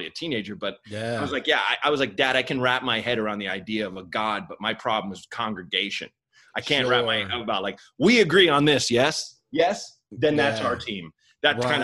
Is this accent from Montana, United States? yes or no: no; Portland, Oregon, United States; I grew up in Portland, Oregon